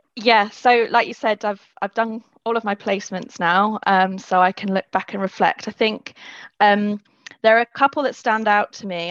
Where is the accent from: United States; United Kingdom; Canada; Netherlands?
United Kingdom; London; I'm from London as well, so I've grown up using the tube.